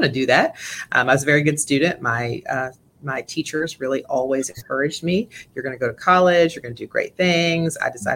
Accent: Southern West Virginia, United States; also born or lived in Massachusetts; growing up in Southern West Virginia was certainly a unique experience. My father relocated our family from Massachusetts to West Virginia because of the coal mines.

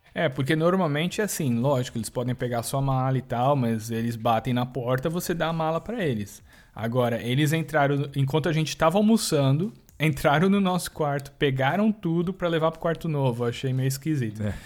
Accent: Brazil; a gente é brasileiro

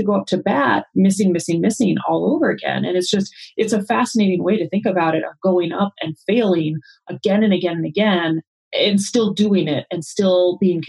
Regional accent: Arizona, United States; I grew up in Arizona

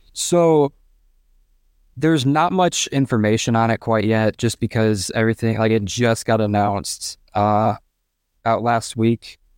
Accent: Fort Wayne, Indiana, United States; I'm from Fort Wayne, Indiana, and I am a senior at Carroll High School

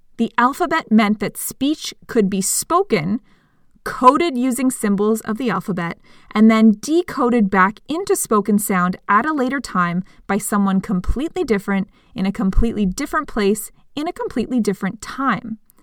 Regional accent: Canada; speaking as a Canadian

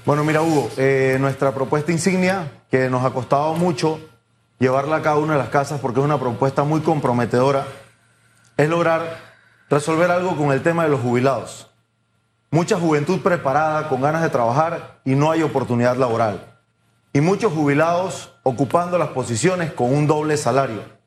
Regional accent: Panama; como productores panameños

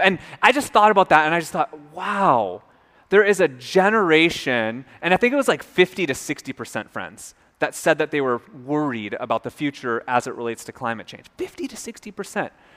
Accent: Minnesota, United States; moved away; also born or lived in North Carolina; I'm from Minnesota

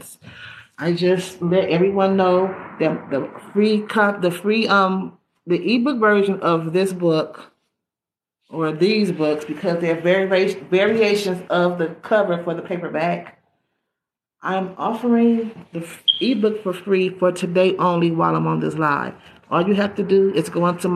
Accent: California, United States; I'm from California

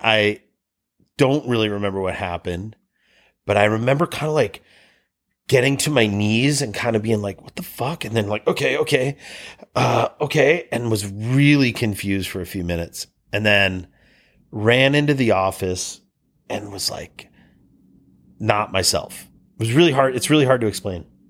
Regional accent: Cleveland, Ohio, United States; also born or lived in Tahoe; now in British Columbia, Canada; I'm from Cleveland

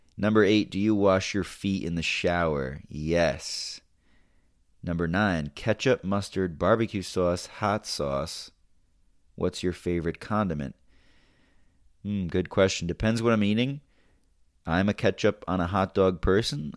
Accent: United States

